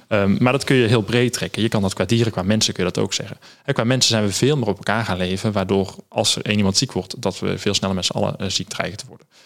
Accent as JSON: {"language": "Dutch", "country": "Netherlands", "said": "daar zijn we Nederlanders, als Nederlanders heel goed"}